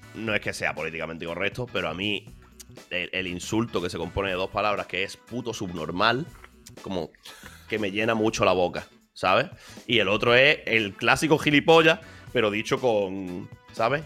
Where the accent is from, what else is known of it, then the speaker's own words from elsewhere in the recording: Málaga, Andalusia, Spain; moved away as an adult; also born or lived in Madrid; soy de aquí, soy de Málaga, he nacido aquí